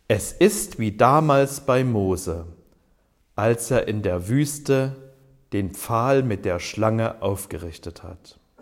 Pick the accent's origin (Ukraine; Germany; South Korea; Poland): Germany; Ich bin ja in der DDR aufgewachsen